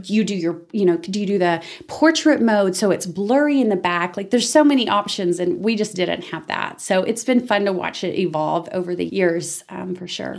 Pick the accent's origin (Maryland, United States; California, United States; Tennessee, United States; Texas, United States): Texas, United States; Amarillo; moved away as an adult; also born or lived in Dallas Fort Worth area, Texas / Denton, Texas; I was born and raised in Amarillo